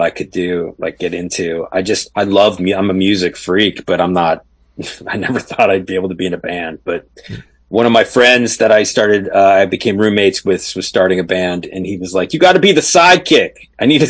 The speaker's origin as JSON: {"language": "English", "region": "Arizona", "country": "United States", "tie": "born or raised there", "also_born_or_lived": "Scottsdale, Arizona", "moved": "as an adult", "lives_now": "Los Angeles, United States", "said": "I came from Arizona. I grew up in Arizona"}